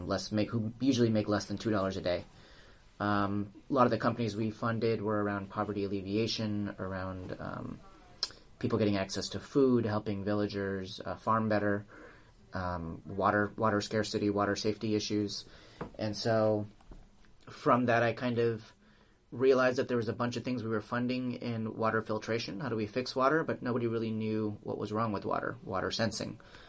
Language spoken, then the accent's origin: English; Southern California, United States; also born or lived in India; now in San Francisco, United States; born and raised in Southern California